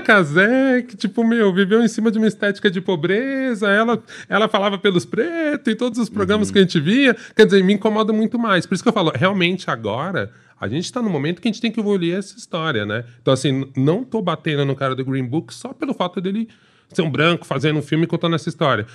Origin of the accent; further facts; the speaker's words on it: São Paulo, Brazil; sou paulistano